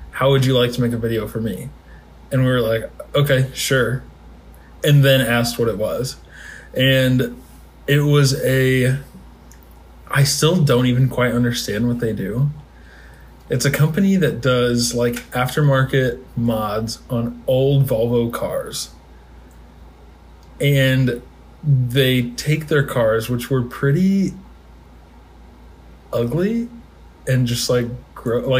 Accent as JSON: {"language": "English", "town": "Springfield", "region": "Illinois", "country": "United States", "moved": "as an adult", "lives_now": "St. Louis, United States", "said": "I'm from Springfield, Illinois. Uh, have a very large family. I'm 24."}